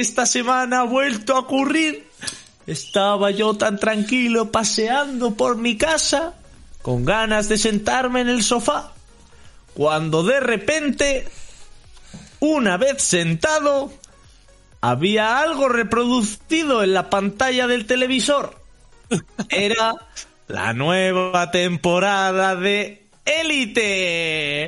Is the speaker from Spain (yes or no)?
yes; Burgos, Castile and León, Spain; somos de Burgos